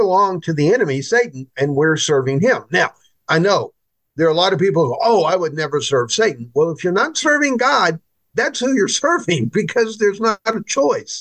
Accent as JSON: {"language": "English", "country": "United States", "said": "as American Christians"}